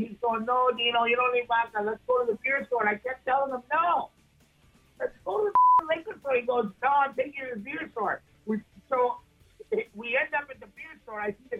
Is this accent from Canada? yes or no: yes; Montreal, Quebec, Canada; now in St. Catharines, Canada; Well, I'm from Montreal. I've been here for about, I don't know, 30 years.